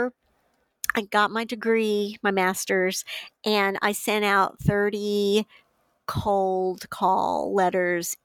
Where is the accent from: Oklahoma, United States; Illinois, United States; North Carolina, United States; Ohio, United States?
Illinois, United States; moved away as an adult; also born or lived in Minneapolis, Minnesota; now in Georgia, United States; I was at University of Illinois Press back in the state, my home state